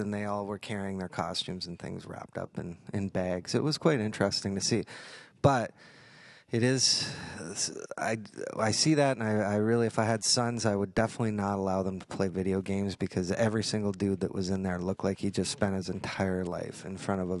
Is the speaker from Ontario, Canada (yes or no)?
yes; Fort Erie, Ontario, Canada; I remember growing up in Fort Erie